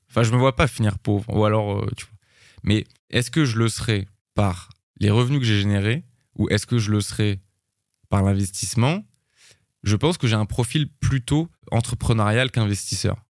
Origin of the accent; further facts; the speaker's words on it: France; je suis français